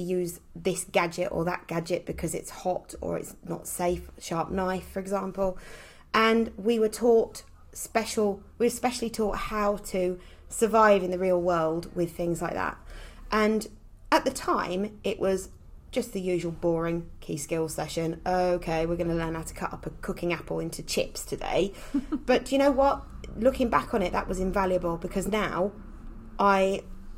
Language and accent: English; Essex, East of England, United Kingdom; accent: Essex; moved away as an adult; also born or lived in Kent; now in Herefordshire, United Kingdom; I was born and brought up in Essex